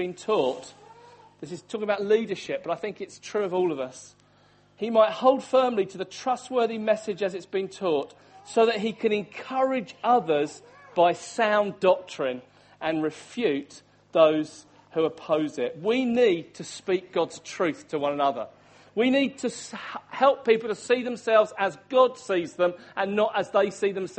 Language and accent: English; Hastings, South East England, United Kingdom; I'm from the town of Hastings, that's my hometown where I grew up.